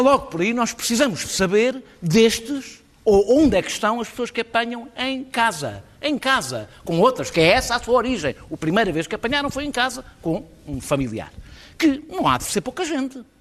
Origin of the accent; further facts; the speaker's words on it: Lisbon, Portugal; como eu, lisboetas